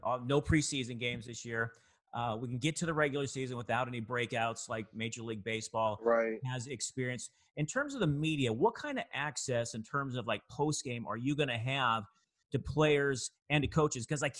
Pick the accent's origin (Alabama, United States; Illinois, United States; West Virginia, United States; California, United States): California, United States; Bay Area; now in Southern California, United States; I'm from the Bay Area.